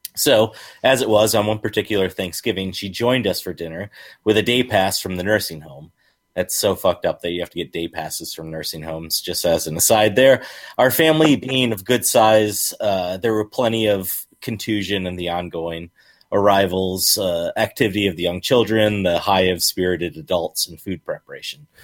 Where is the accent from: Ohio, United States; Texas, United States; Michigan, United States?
Michigan, United States; I'm a Michigander